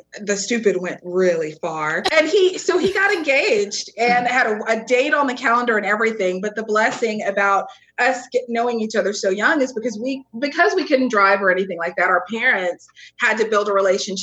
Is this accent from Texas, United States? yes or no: yes; East Texas, United States; now in Fort Worth, United States; I'm from East Texas